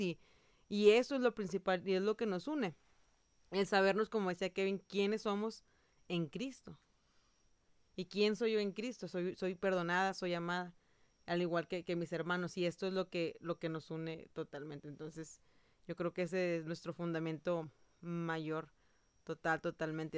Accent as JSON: {"language": "Spanish", "country": "Mexico", "said": "yo, mexicana, estoy acá en Costa Rica"}